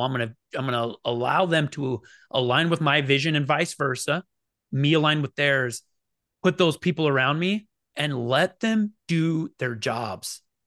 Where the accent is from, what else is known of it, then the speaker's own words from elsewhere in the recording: Oregon, United States; moved away; also born or lived in Phoenix, Arizona; I grew up in Oregon, but I could walk. It's you know a quarter of a mile across the river to to Idaho